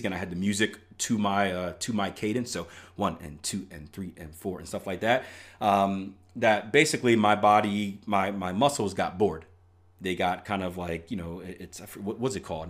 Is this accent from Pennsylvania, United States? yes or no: yes; Philadelphia, Pennsylvania, United States; I'm from Philly